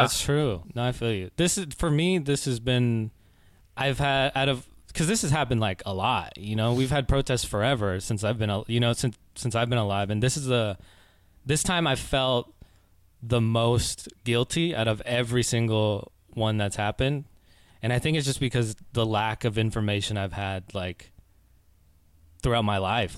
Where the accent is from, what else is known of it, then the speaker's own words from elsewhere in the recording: Oakland, California, United States; also born or lived in Concord, California; I was born and raised in the Bay Area. Uh, born in Oakland, and I spent a lot of time in like Concord, California